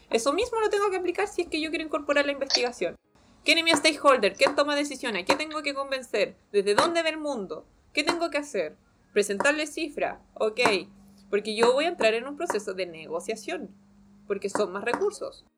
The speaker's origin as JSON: {"language": "Spanish", "country": "Chile", "said": "como sociedad chilena"}